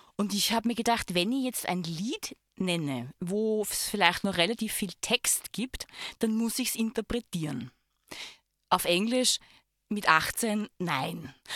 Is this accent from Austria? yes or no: yes; Lower Austria, Austria; now in Tyrol, Austria; ich bin auch eine Zugereiste, weil ich komme aus Niederösterreich